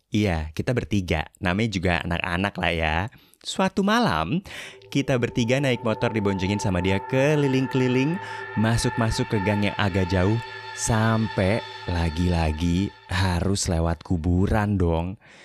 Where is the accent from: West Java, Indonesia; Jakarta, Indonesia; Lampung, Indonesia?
Jakarta, Indonesia; moved away as an adult; Keluarga gue tinggal di Rawa Bolong itu sejak tahun 80-an, tepatnya 1982 gue udah lahir sih, tapi baru setahun tuh tahun segitu. Sampai akhirnya baru keluar dari sana di tahun 2013.